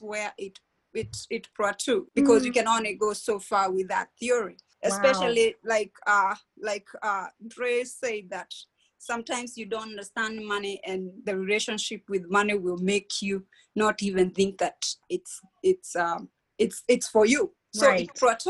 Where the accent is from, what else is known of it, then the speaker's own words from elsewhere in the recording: Kenya; moved away as an adult; now in United States; I grew up in Kenya in a small town near Nairobi. I migrated to the United States when I was 20 years old